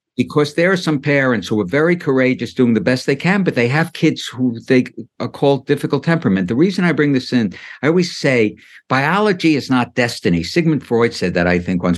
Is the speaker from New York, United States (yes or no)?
yes; New York City, New York, United States; when I grew up in Brooklyn, getting back to my childhood, my parents and a lot of the parents were immigrants